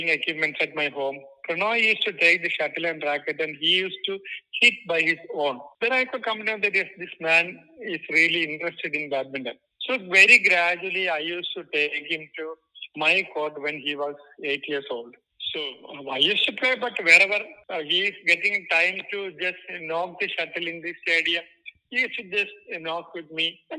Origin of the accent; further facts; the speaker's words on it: Thiruvananthapuram, Kerala, India; I am from Trivandrum, which is the extreme southern part of India. You can say I'm from Kerala